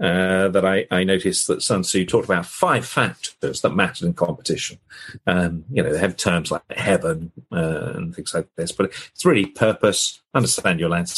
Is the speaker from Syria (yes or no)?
no; United Kingdom; I'm British